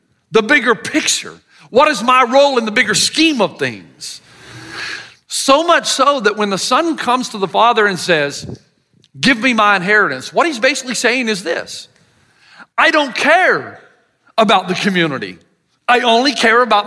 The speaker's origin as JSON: {"language": "English", "area": "the South", "region": "Southern United States", "country": "United States", "accent": "Southern", "said": "my Southern accent"}